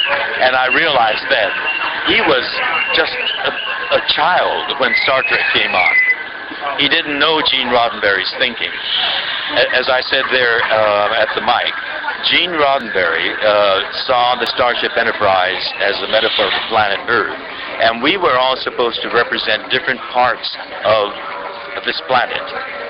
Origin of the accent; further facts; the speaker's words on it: United States; because I'm Japanese American